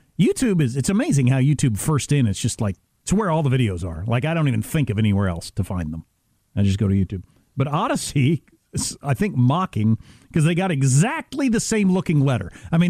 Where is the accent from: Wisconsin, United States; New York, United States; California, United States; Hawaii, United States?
Wisconsin, United States; moved away; Growing up in Wisconsin, I often think about, because I haven't lived somewhere where it's cold for a long, long, long time.